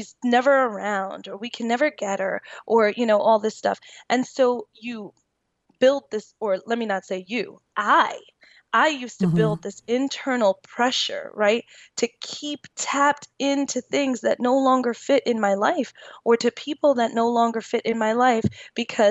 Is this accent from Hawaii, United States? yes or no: no; New York, United States; I'm from New York